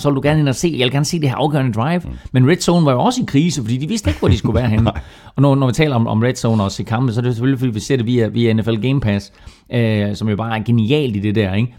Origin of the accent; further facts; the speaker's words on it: Herning, Central Denmark Region, Denmark; kom fra Herning, som jeg gjorde